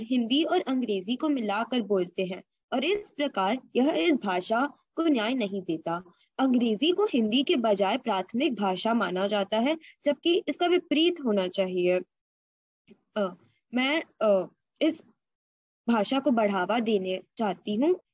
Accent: India; first language Hindi; आखिरकार मैं एक भारतीय हूँ हिंदी सिर्फ मेरी भाषा नहीं है बल्कि मेरी पहचान भी है

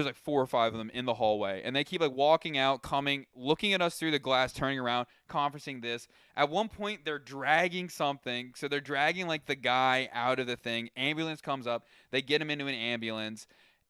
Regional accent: Philadelphia, Pennsylvania, United States; also born or lived in Cleveland; I did some time in Cleveland. I went there for school. So like I'm originally from this area, Philadelphia area.

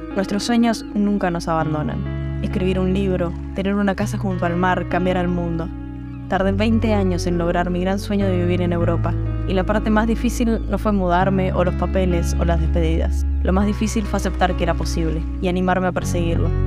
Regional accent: Argentina; moved away as an adult; me fui de Argentina.

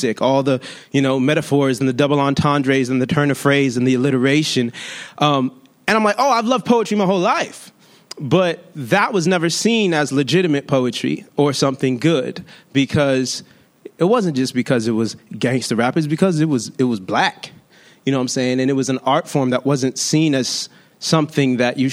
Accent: Long Beach, California, United States; I'm from Long Beach

